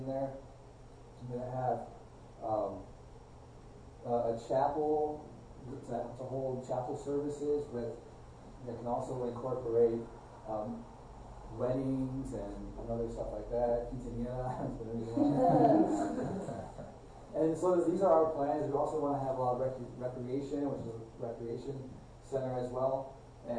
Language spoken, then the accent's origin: English; United States; as American Christians